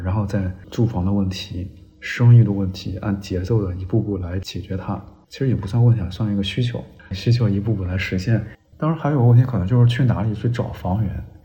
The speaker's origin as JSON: {"language": "Chinese", "region": "northern China", "country": "China", "tie": "born or raised there", "moved": "yes", "lives_now": "Guangdong, China", "said": "我们老家儿北方呢"}